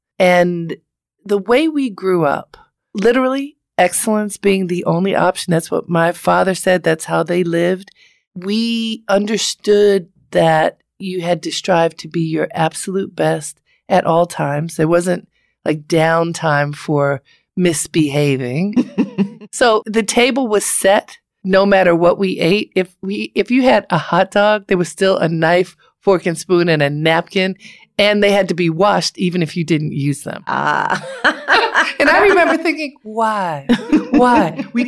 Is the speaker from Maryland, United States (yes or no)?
yes; Baltimore, Maryland, United States; I'm from Baltimore, the middle of three girls.